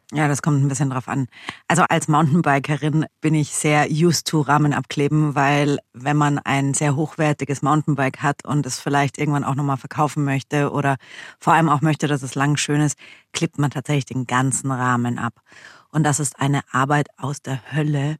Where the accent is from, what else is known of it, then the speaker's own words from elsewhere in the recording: Germany; wir sind ja aus Deutschland